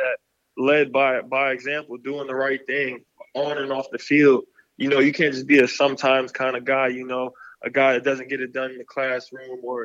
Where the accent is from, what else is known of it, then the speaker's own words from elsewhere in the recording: Kissimmee, Florida, United States; moved away as an adult; my hometown, Kissimmee, Florida.